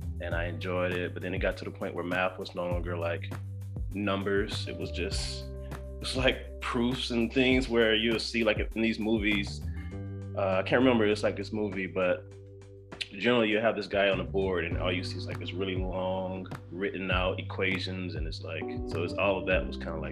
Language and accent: English; Decatur, Georgia, United States; also born or lived in Stone Mountain, Georgia / Statesboro, Georgia; I grew up in Decatur through elementary all the way through about to go to high school